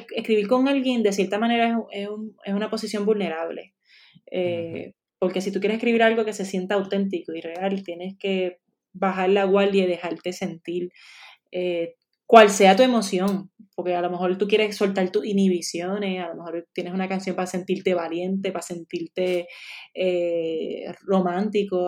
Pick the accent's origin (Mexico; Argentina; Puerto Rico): Puerto Rico; moved away as an adult; also born or lived in United States; esta es mi tierra, en otro lado yo no quiero estar